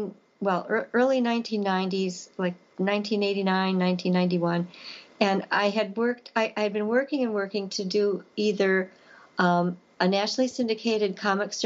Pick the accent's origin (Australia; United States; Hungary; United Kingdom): United States; Elkhorn, Wisconsin; my hometown of Elkhorn